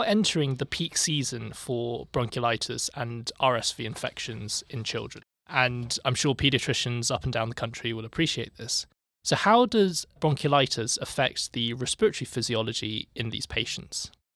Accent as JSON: {"language": "English", "country": "United Kingdom", "moved": "as an adult", "lives_now": "Boston, United States", "said": "as a Brit coming here"}